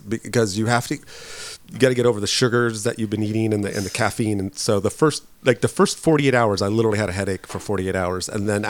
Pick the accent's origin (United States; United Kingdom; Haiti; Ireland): United States; Northern California; I grew up in Northern California. I'm a no-cal.